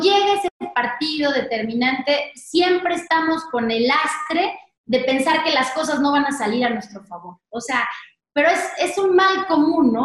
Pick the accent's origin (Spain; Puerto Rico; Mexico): Mexico; Querétaro; now in Mexico City, Mexico; nos fuimos a vivir a Querétaro